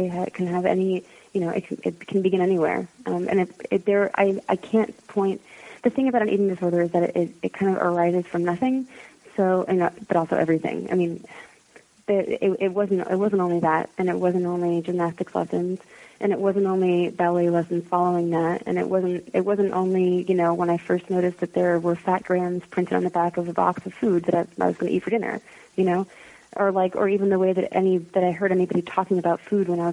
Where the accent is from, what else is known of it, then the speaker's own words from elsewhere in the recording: United States; I was raised in America